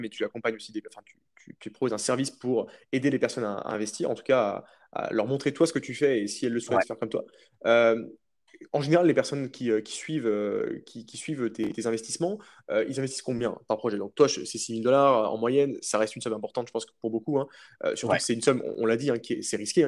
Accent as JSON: {"language": "French", "country": "France", "said": "quand on est français"}